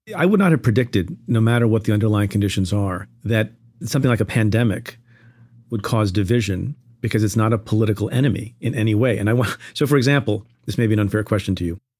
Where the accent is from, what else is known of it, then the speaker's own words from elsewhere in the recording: New York, United States; I'm from New York